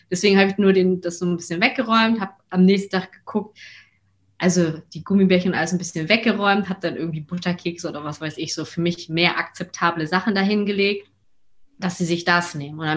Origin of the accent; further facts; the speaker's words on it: Hamburg, Germany; Ich meine, ich komme aus Hamburg, äh, wir sind sozusagen zurück in die, in die Heimatstadt.